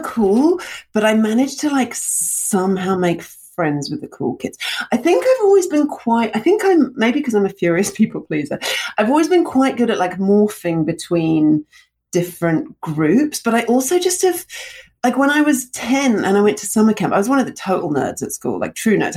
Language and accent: English; London, United Kingdom; also born or lived in Russia; I moved from Russia to London when I was 2